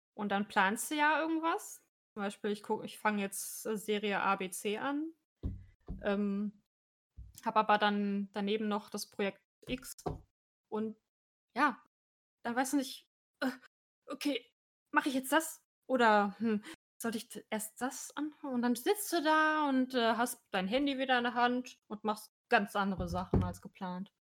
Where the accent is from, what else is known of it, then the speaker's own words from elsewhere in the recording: North Rhine-Westphalia, Germany; meinem Heimatort